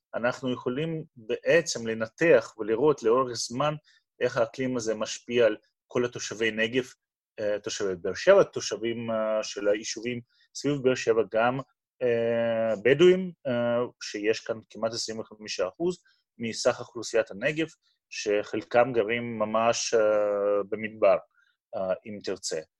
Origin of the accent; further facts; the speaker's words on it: Moscow, Russia; Hebrew is a second language; moved away as an adult; also born or lived in Boston, United States; now in Beersheba, Israel; כמו שאתה מבין, מהמבטא, אני הגעתי לא מאזור מדברי, אני הגעתי ממוסקבה שברוסיה. בגיל 19 עליתי ארצה